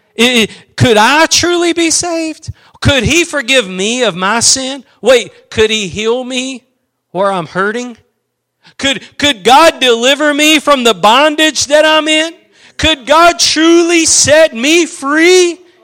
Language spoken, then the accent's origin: English; East Texas, United States; I'm from East Texas